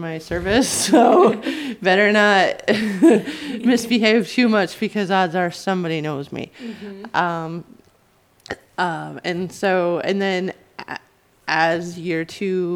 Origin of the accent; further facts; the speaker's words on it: the Thumb, Michigan, United States; moved away as an adult; also born or lived in North Carolina / Flint, Michigan; now in Albion, United States; I'm actually from the Thumb, but I was born in North Carolina. I was a military baby, but I grew up in the Thumb